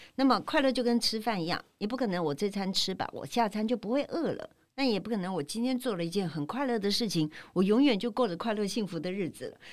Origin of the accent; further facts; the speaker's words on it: Taipei, Taiwan; moved away as an adult; now in Tainan, Taiwan; 我是在台北土生土长嗯，成长六十七年，哈台南，六十一七年年我才离开了一个很熟悉的环境，然后搬到一个台南